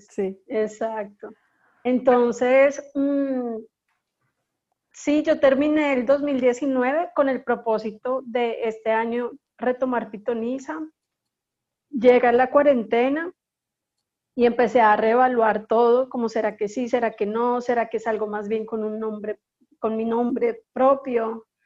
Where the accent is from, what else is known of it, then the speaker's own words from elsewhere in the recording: Bogotá, Colombia; moved away as an adult; now in Barranquilla, Colombia; nací en Bogotá hace 34 años. Eh, mis padres son de la costa, mi padre es de Barranquilla y mi madre es de un corregimiento que se llama La Pacha, cerca de Monpós.